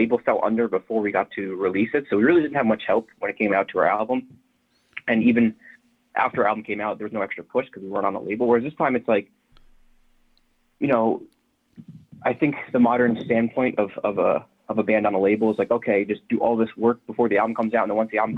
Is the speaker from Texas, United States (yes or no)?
no; New Jersey, United States; growing up in Jersey